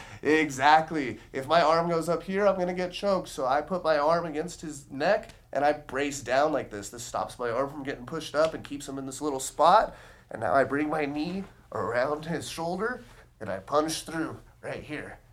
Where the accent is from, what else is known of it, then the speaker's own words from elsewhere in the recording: Las Vegas, Nevada, United States; I'm born and raised in Las Vegas